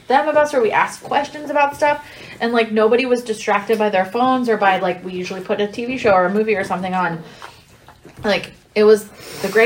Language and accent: English; East Palestine, Ohio, United States; I really loved growing up in East Palestine